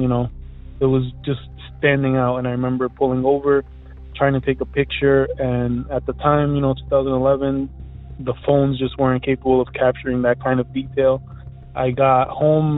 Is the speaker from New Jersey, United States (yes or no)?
yes; Elizabeth, New Jersey, United States; I'm from Elizabeth, New Jersey.